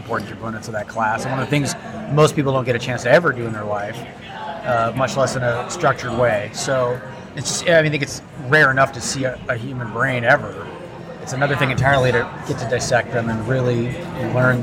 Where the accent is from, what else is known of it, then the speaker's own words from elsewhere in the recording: Newbury Park, California, United States; moved away; I was born in Thousand Oaks Hospital. Okay. And grew up in the little suburb of Thousand Oaks called Newberry Park